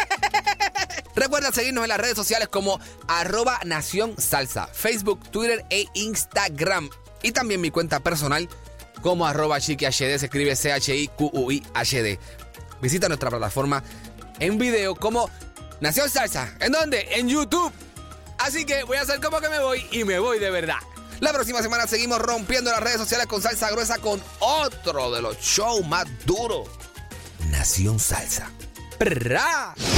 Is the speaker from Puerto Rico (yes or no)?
yes; Puerto Rico; yo soy de Puerto Rico